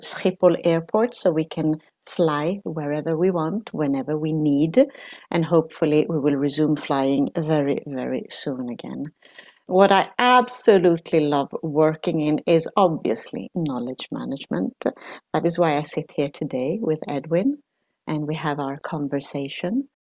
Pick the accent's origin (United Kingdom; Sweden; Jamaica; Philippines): Sweden; now in Netherlands; I'm Italian, but I grew up in Sweden. So, uh, from Italian parents